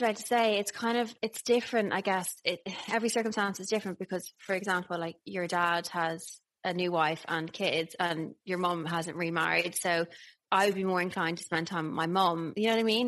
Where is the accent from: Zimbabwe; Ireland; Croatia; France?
Ireland; accent: Irish; moved away; Hello from Ireland. I'm back and I'm very Irish because I'm around my people